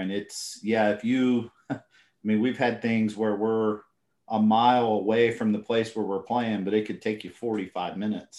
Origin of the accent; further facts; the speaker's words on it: Indiana, United States; moved away as an adult; also born or lived in Colorado / Virginia; Yeah, so I grew up in Indiana. That's where I was born and raised.